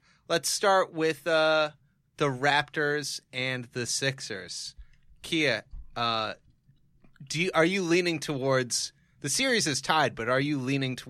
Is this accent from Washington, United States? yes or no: yes; Washington, United States; from Washington. I'm very familiar with.